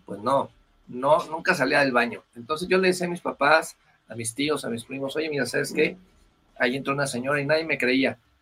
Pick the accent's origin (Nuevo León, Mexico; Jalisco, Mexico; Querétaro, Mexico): Querétaro, Mexico; moved away as an adult; also born or lived in Mexico City; now in Bogotá, Colombia; yo soy originario de Querétaro, ya eh, acá tengo cinco años en Bogotá